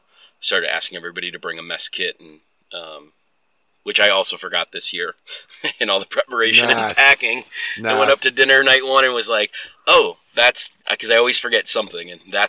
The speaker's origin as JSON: {"language": "English", "region": "Midwest", "country": "United States", "lives_now": "Oregon, United States", "said": "When I moved to Oregon, I came from the Midwest."}